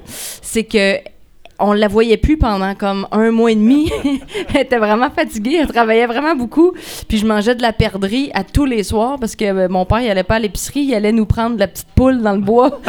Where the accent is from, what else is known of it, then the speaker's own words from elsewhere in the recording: Lac-Fouillac area, Quebec, Canada; je venais du lac du Faux